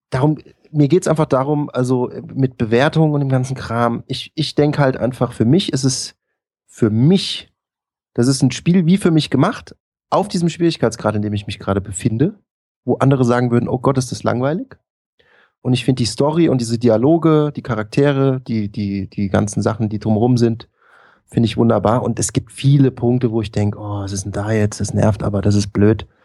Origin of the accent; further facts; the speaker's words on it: Bavaria, Germany; immer als, als Bayer ja, wenn man das dann auf Deutsch spielen muss